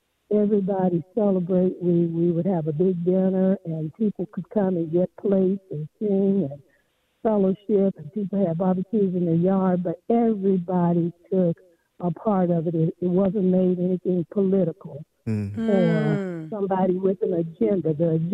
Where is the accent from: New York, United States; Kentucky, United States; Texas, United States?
Texas, United States; West; I live in Texas. I was born and raised in Texas. I'm almost 70 years old.